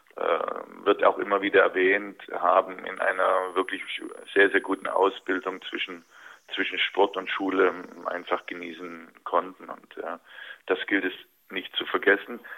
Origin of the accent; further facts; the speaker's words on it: Dresden, Saxony, Germany; moved away; Dresden natürlich immer wieder Bezugspunkt äh, für mich war. Das ist äh, bis heute meine Heimat